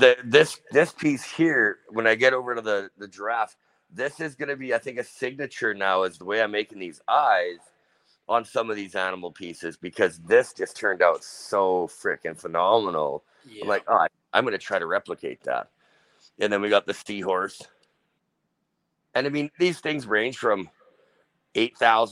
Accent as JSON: {"language": "English", "country": "Canada", "said": "we are Canadian"}